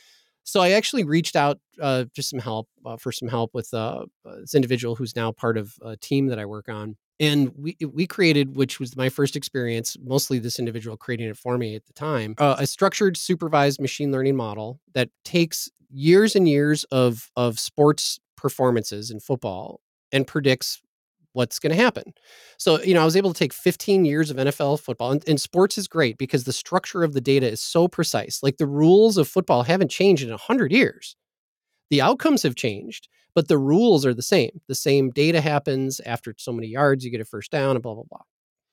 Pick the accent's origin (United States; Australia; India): United States; Green Bay, Wisconsin; born there; I was born in Green Bay, Wisconsin, so I think we're supposed to be professional football fans.